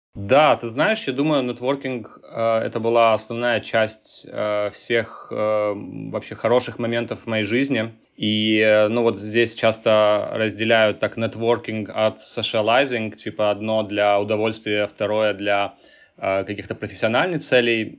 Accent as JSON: {"language": "Russian", "town": "Tbilisi", "country": "Georgia", "tie": "born or raised there", "moved": "as an adult", "lives_now": "Silicon Valley, United States", "said": "я родился и вырос э, в Грузии, жил в Тбилиси"}